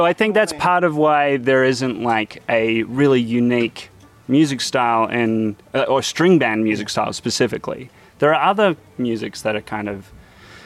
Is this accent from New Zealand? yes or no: yes; New Zealand; now in United States; me as a New Zealander coming here, I definitely had an identity crisis